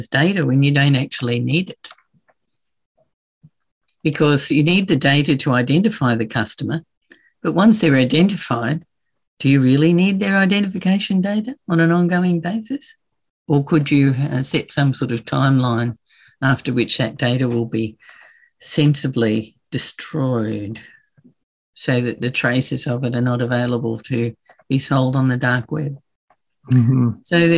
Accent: Brisbane, Queensland, Australia; in Brisbane, in my hometown

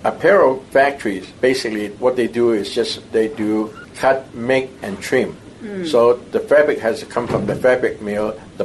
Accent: Hong Kong; moved away as an adult; also born or lived in Taiwan; now in Washington, United States; I grew up in Hong Kong, I know Hong Kong pretty well

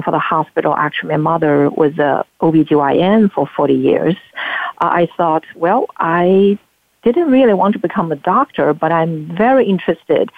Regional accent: Anhui, China; moved away as an adult; also born or lived in Beijing, China; now in United States; I actually was born and raised in China, in the southeast portion of China called Anhui Province

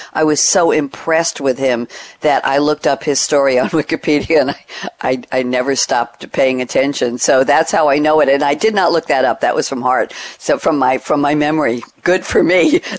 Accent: New York City, New York, United States; I come from Queens originally.

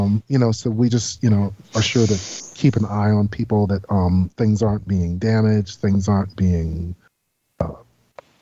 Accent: Washington, District of Columbia, United States; I was born and raised in Washington, D.C.

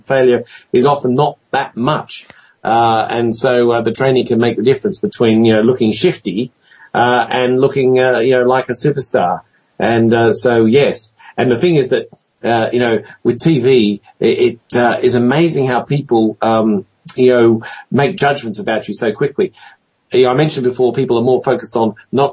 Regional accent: Australia; as an Australian

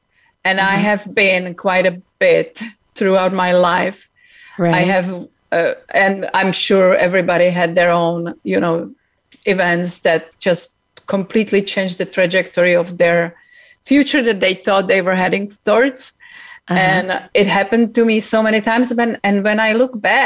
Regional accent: Czechia; now in United States; I came from Czech Republic. I was actually born in communism.

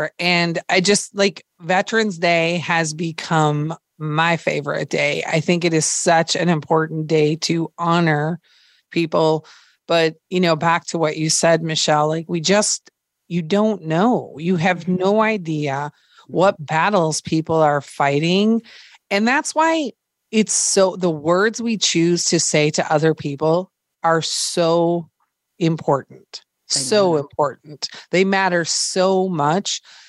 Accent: Minnesota, United States; Well, I grew up in Minnesota, so it was cold.

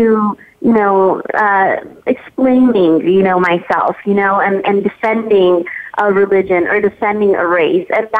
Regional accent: San Diego, California, United States; my mom's from Tijuana. We grew up in San Diego.

